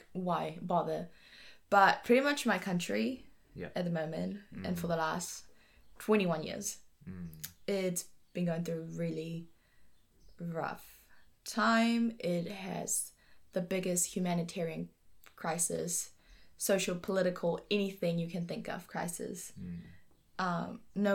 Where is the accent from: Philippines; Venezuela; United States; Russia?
Venezuela; now in New Zealand; I'm from Venezuela